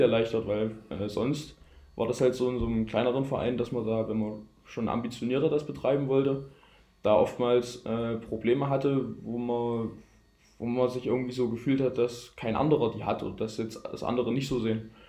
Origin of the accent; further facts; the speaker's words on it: near Gera, Thuringia, Germany; accent: Saxon; moved away; Ich stamme ursprünglich aus Gera, aus der Nähe von Gera, aus einem kleinen Dorf